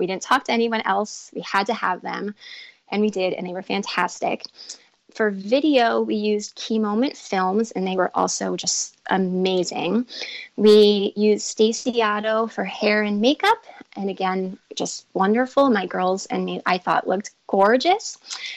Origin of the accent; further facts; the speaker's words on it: Long Island, New York, United States; we're from New York, specifically Long Island